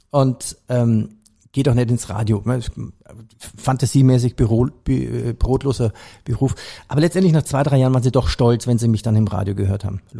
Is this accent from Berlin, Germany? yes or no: no; Bavaria, Germany; Ich komme aus Bayern, also habe ich den Bayerischen Rundfunk immer gehört.